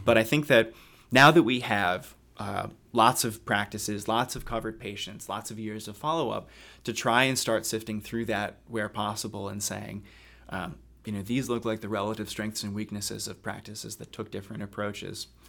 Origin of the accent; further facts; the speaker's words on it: Haddonfield, New Jersey, United States; moved away as an adult; also born or lived in Philadelphia / Boston / Cambridge; I'm from South Jersey originally. Uh, grew up about ten, fifteen minutes outside Philadelphia in a town called Haddonfield